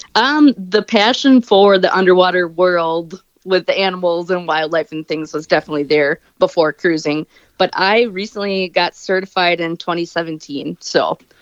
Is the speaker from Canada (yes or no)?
no; Wisconsin, United States; I'm from Wisconsin